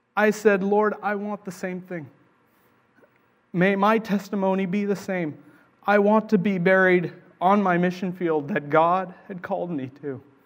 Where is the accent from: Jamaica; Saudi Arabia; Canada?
Canada; also born or lived in Sri Lanka; I was from Canada